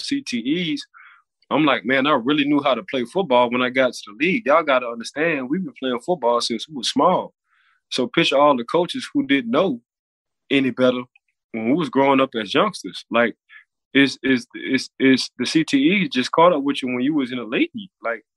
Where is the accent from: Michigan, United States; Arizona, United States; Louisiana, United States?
Louisiana, United States; New Orleans; now in Florida, United States; I'm from New Orleans